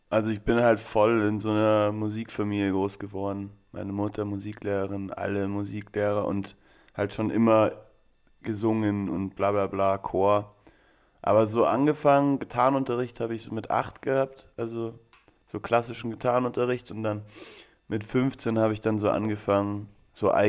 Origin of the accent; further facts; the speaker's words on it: Landsberg am Lech, Bavaria, Germany; also born or lived in Regensburg; now in Mannheim, Germany; ich bin in Regensburg geboren, aber komme aus Landsberg. Am Lechter bin ich aufgewachsen. Das ist so zwischen München und Augsburg, also Bayern.